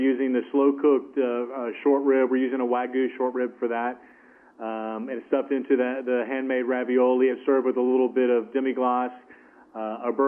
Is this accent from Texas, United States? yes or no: yes; Texas, United States; I was born in Texas, about 300 miles from the Mexican border